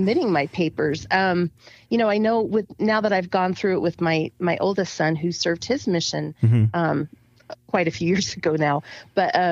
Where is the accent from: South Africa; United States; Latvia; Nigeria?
United States; Grand Junction, Colorado; I grew up in Grand Junction, Colorado